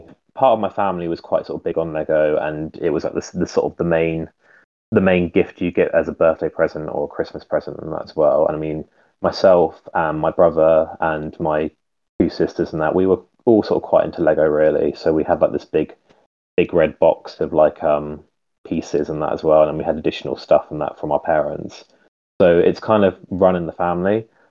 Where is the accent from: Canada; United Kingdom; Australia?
United Kingdom; now in Isle of Wight, United Kingdom; mainly on Instagram and Flickr. I'm from the United Kingdom. I live on a very small little island called the Isle of Wight.